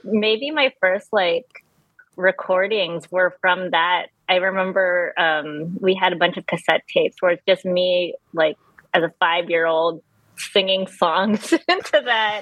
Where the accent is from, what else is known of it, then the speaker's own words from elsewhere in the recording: California, United States; moved away as an adult; now in North Carolina, United States; I'm from California, and I moved to North Carolina three years ago, just before the pandemic